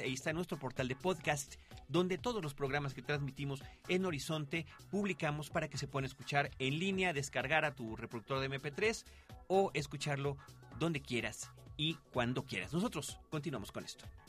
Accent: Mexico; aquí en México

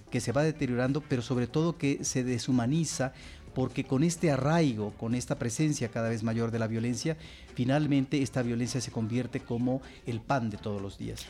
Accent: Mexico; nosotros como mexicanos

